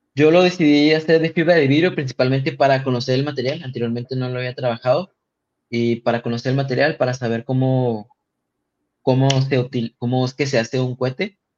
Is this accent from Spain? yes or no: no; Tijuana, Baja California, Mexico; yo vengo de Tijuana